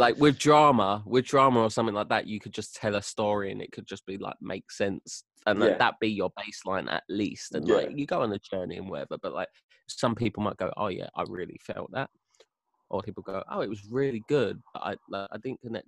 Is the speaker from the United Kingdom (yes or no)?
yes; London, United Kingdom; accent: apples and pears; I'm from London, if you haven't guessed my bloody apples and pears accent